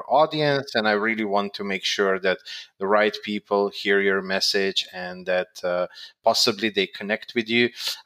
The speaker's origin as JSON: {"language": "English", "country": "Slovenia", "said": "I'm from Slovenia"}